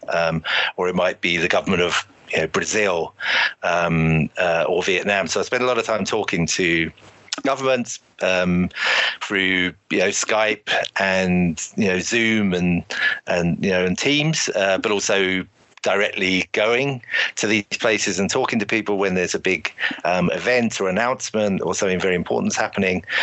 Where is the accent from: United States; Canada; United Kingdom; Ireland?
United Kingdom; Shoreham-by-Sea, South East England; moved away as an adult; also born or lived in London; I'm actually from Shoreham originally, um, which is a um, a port you know on the south coast in Sussex. Grew up there